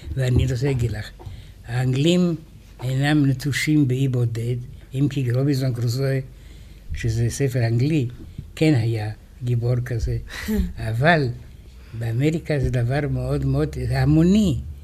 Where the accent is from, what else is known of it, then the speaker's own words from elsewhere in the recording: Israel; אנחנו ישראלים